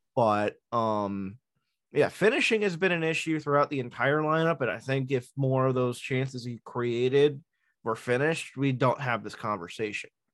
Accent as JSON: {"language": "English", "area": "Long Island", "region": "New York", "country": "United States", "said": "as a New Yorker, a Long Islander, a, a Mets fan"}